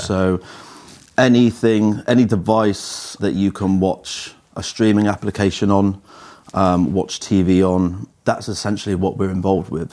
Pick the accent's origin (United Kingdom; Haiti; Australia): United Kingdom; Cheltenham, South West England; I grew up in Cheltenham